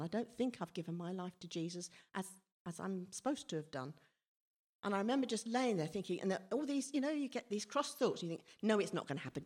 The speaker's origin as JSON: {"language": "English", "town": "Whyteleafe", "region": "South East England", "country": "United Kingdom", "tie": "born or raised there", "also_born_or_lived": "Redhill", "said": "I moved to, well, with my family, moved to Whiteleaf when I was four. Um, but prior to that, I was born in Red Hill Hospital."}